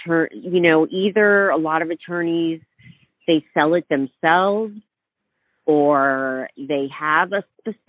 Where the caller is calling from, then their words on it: New York, United States; Okay, hey, Chad, I'm calling from New York here.